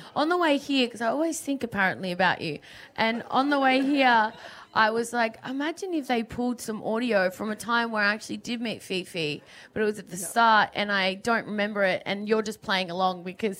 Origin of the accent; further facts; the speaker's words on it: Melbourne, Victoria, Australia; And also it's my hometown